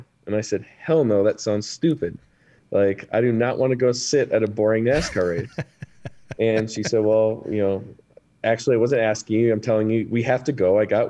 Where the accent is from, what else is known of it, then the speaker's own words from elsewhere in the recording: Wisconsin, United States; moved away as an adult; also born or lived in New York; We're originally from Wisconsin.